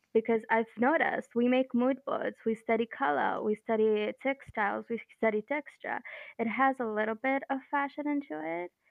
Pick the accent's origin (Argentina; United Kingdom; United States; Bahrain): Bahrain; I'm from Bahrain.